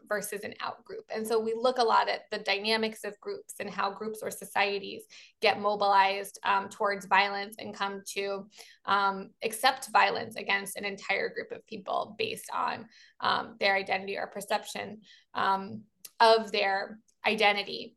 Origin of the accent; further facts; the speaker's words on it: Baltimore, Maryland, United States; I'm from Baltimore, so I'm a Baltimorean